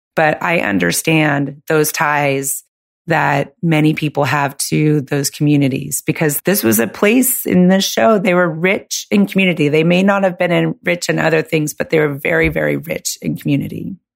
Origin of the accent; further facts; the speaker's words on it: California, United States; moved away; 'Cause I'm from California